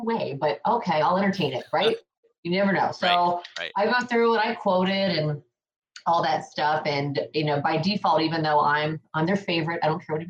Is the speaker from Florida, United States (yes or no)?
yes; South Florida, United States; I'm originally from South Florida